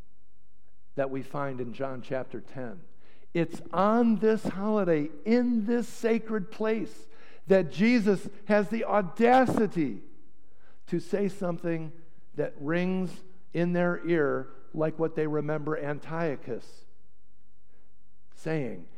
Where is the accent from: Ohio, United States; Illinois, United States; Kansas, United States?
Illinois, United States; Chicago; moved away as an adult; also born or lived in Potomac, Maryland; I'm from Chicago